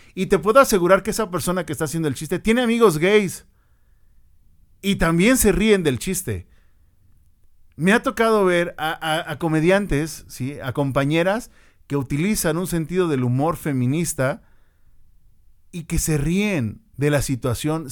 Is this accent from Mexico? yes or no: yes; Mexico; para nosotros como mexicanos